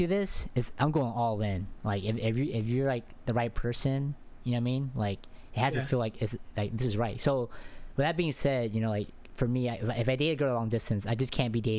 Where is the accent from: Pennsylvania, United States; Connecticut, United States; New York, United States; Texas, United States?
Texas, United States; where I'm at, I'm from Texas